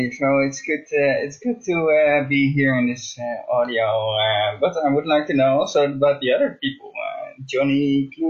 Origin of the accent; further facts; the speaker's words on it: Netherlands; English is a second language; I am from Holland. I'm not oh, from Amsterdam